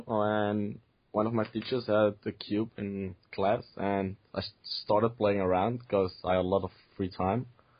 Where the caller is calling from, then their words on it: Amstelveen, North Holland, Netherlands; I'm in Amstelveen now. My home.